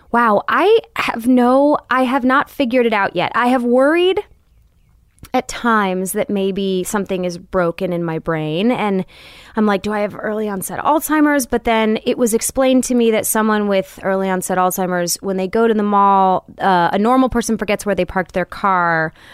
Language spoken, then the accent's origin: English; Royal Oak, Michigan, United States; moved away; also born or lived in California; was growing up in Royal Oak, Michigan